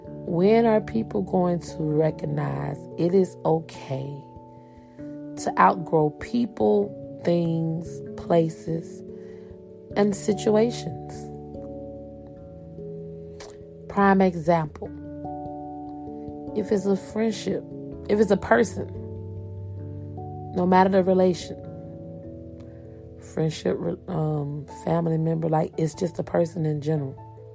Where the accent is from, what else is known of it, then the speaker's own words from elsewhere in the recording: Columbus, Georgia, United States; born there; You know, I remember I was born in Columbus, Georgia. I was there. I don't remember a lot. I remember the people that I grew up with.